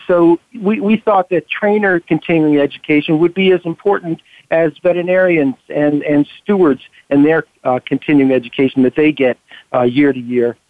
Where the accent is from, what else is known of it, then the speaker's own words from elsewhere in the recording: Long Island, New York, United States; moved away as an adult; also born or lived in Ithaca, New York; now in Maryland, United States; I was a New York resident, born and raised there, and I came to Maryland after vet school in way back when.